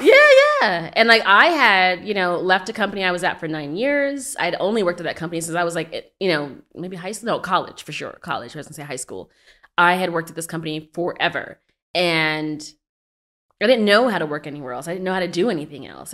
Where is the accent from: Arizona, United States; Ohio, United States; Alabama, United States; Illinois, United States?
Arizona, United States; moved away as an adult; now in Brooklyn, United States; I was born in Brooklyn, but I'm not from Brooklyn. I grew up in Arizona